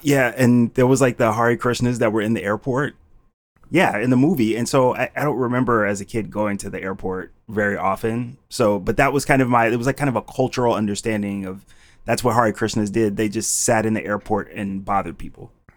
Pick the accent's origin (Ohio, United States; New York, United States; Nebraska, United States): Ohio, United States; Cleveland; moved away as an adult; also born or lived in Wisconsin; now in Philadelphia, United States; born and raised in Cleveland, Ohio